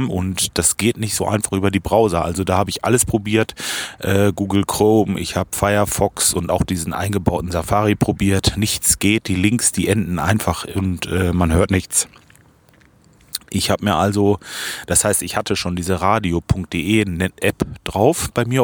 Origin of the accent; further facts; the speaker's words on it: Baden-Württemberg, Germany; Ich komme aus der Ecke zwischen Freiburg und Offenburg. Hier entsteht der Daily Coffee Break.